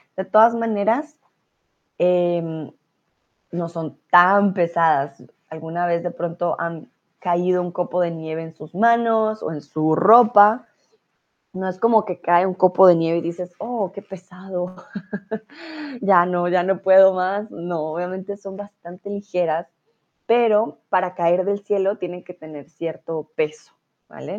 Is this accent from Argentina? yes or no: no; Colombia; moved away as an adult; now in Germany; yo vengo de Colombia